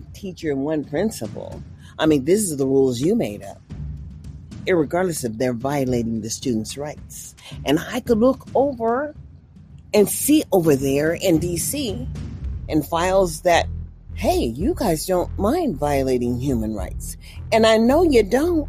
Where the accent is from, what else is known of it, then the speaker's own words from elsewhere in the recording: Mississippi, United States; also born or lived in California; now in Nevada, United States; I was far as west as I could get, living in California, considering I was born from Mississippi